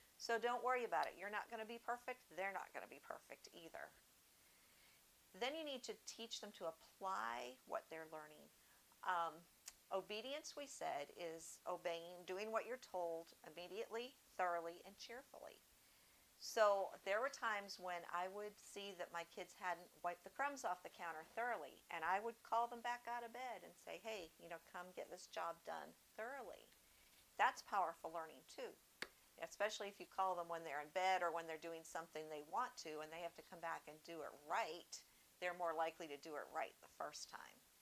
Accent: Northeast, United States; moved away; I grew up in the Northeast, and the gospel was kind of sparse up there, probably still is

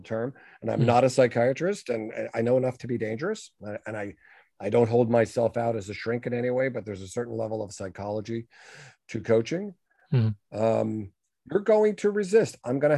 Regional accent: New York, United States; I'm a New Yorker

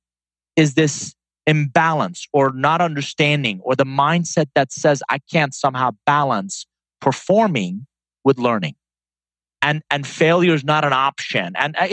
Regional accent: Iran; English is a second language; also born or lived in Atlanta; now in United States; I'm a first-generation immigrant. I was born in Iran. Came to the U.S. in 1981, Tom, with a suitcase, $100, didn't know anybody, and didn't speak a word of English

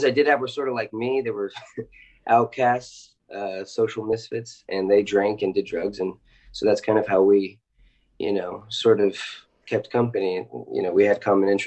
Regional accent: Los Angeles, California, United States; I'm from Los Angeles originally

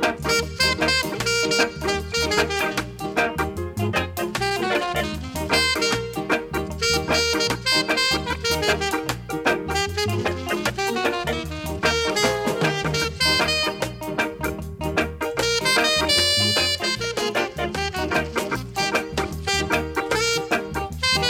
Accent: Wales, United Kingdom; accent: Welsh; my Welsh accent

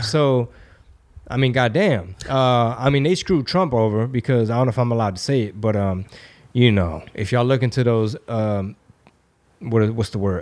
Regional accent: United States; I was born in America

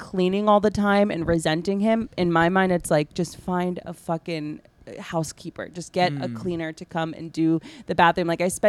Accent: New Jersey, United States; I live in Central Jersey. Well, I'm from Central Jersey.

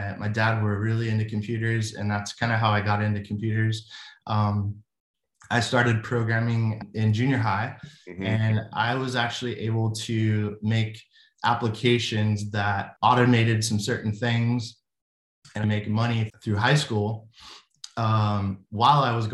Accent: Anaheim, California, United States; moved away as an adult; now in Tennessee, United States; I was born in Anaheim, California, right 2 miles from Disneyland

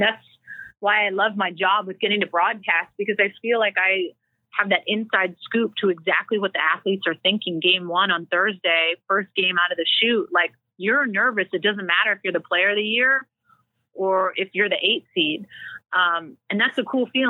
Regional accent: Langley, British Columbia, Canada; moved away as an adult; also born or lived in Washington, United States / Japan; I'm some Canadian kid, small town, Langley, BC, going to this big school.

